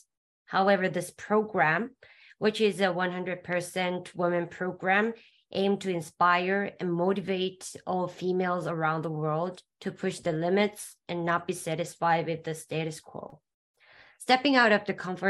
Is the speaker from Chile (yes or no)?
no; South Korea; from South Korea, and I'm studying in Hangul University of Foreign Studies in Korea